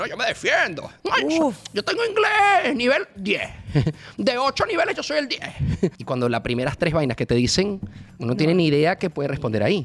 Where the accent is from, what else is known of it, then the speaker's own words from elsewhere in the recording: Barquisimeto, Lara, Venezuela; moved away as an adult; also born or lived in Caracas, Venezuela; now in Miami, United States; yo me siento mucho más guaro que caraqueño. Claro, venga, es la, realidad. Viví ahí más de 13 años de mi vida. Mis amigos son de ahí, la universidad la hice ahí, eh, mi colegio desde quinto grado